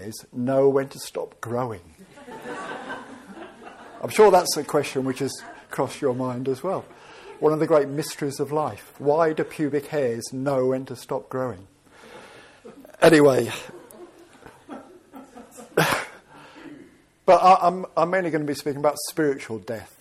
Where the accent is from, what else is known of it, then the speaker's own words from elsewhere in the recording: Birmingham, West Midlands, United Kingdom; I ended up being English and born in Birmingham